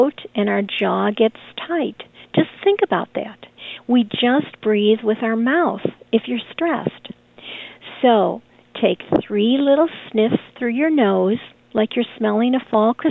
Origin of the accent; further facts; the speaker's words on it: Chicago, Illinois, United States; I grew up in Chicago on the streets